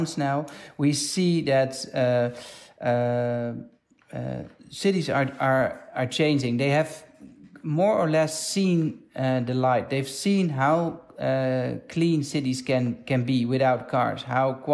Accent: Amsterdam, North Holland, Netherlands; In my hometown of Amsterdam

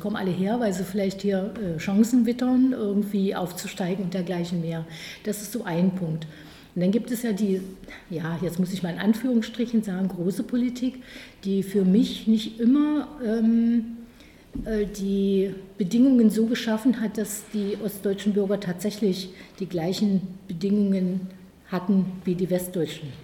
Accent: Magdeburg, Saxony-Anhalt, Germany; moved away as an adult; also born or lived in Halle (Saale); now in Halle, Germany; Ich bin in Magdeburg aufgewachsen. Magdeburg ist meine Heimatstadt

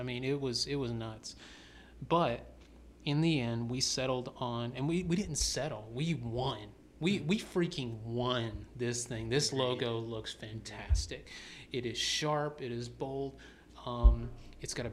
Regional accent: the South, United States; now in Atlanta, United States; I was born and raised in the South, so I'm a storyteller myself.

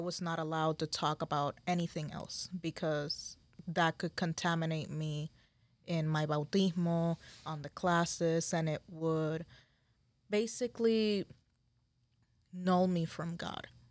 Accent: San Juan, Puerto Rico; moved away; I am from Puerto Rico, Boriquén, Isla del Encanto

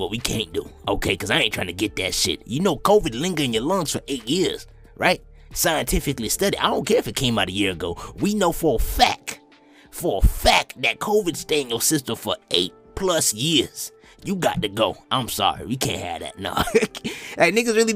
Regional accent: United States

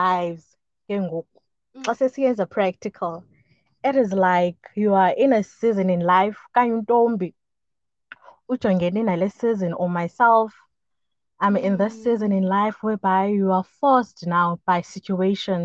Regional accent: Port Elizabeth, Eastern Cape, South Africa; also born or lived in Humansdorp; I was born and bred in PE. My whole life was in PE up until 2019

